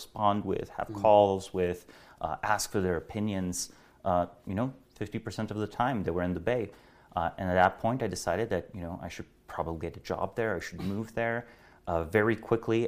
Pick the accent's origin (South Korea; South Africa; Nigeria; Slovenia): Slovenia; Celje, Savinja; I was born in Slovenia, in a small town called Celje.